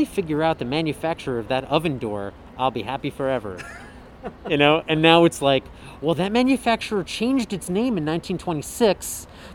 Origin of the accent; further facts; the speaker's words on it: United States; I'm American